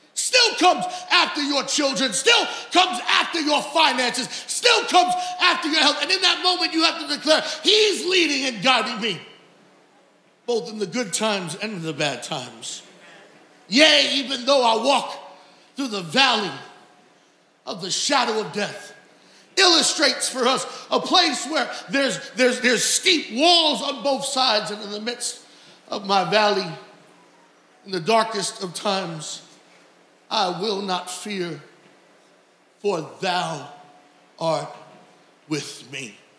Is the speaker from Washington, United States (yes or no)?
no; New York City, New York, United States; now in Long Island, United States; I'm born and raised in Queens. My whole life lived now on Long Island